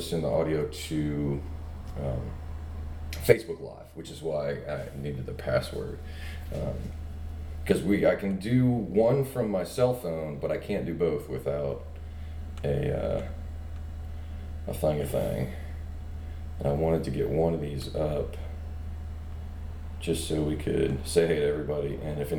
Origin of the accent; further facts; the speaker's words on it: Mobile, Alabama, United States; I grew up in Mobile